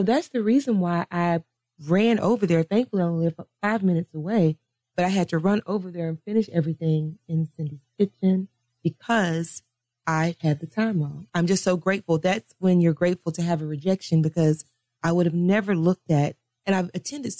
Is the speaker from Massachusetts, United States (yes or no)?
no; Dallas, Texas, United States; I was born and raised in Dallas, Texas.